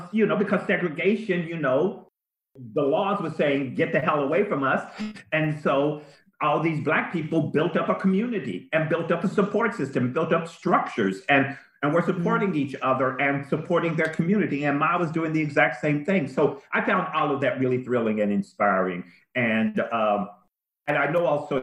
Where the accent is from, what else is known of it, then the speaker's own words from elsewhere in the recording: Kentucky, United States; I'm from the South. I'm not, you know, I'm not from Georgia. I'm from Kentucky.